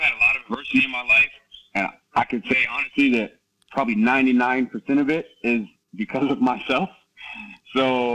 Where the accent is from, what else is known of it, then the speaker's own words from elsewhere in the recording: Herndon, Virginia, United States; moved away as an adult; also born or lived in Norway / Ireland / Santa Monica, California; now in Kos, Greece; I grew up in Herndon, Virginia, Northern Virginia